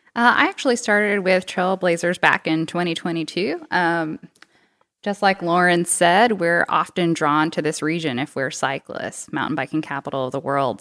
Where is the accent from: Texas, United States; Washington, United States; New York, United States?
Texas, United States; also born or lived in Boston, Massachusetts / Madison, Wisconsin; now in Bentonville, United States; I'm originally from Texas